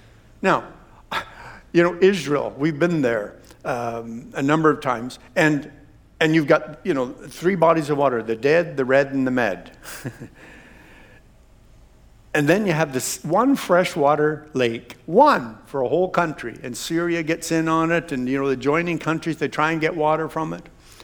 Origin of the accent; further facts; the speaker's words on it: Canada; as Canadian Christians